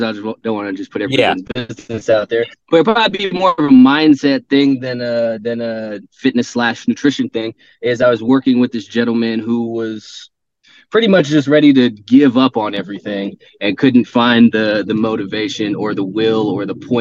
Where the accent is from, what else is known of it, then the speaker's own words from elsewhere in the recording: Southern California, United States; now in Phoenix, United States; I'm from Southern California originally